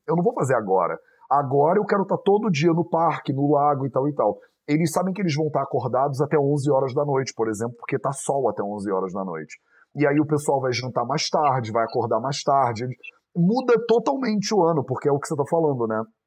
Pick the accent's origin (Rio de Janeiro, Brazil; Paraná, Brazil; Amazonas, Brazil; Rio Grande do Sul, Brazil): Rio de Janeiro, Brazil; moved away as an adult; also born or lived in India / Europe; eu fui criado no Rio de Janeiro